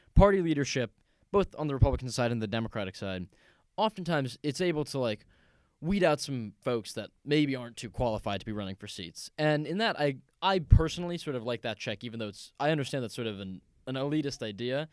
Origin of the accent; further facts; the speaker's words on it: just outside Seattle, Washington, United States; also born or lived in New York City; I grew up, um, just outside Seattle, Washington